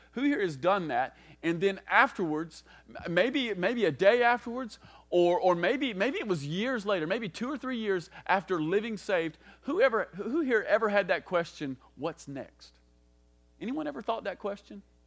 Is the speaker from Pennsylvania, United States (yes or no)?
no; Kentucky, United States; most of us growing up in the South, most of us growing up in Kentucky especially, we, we've grown up with a certain kind of gospel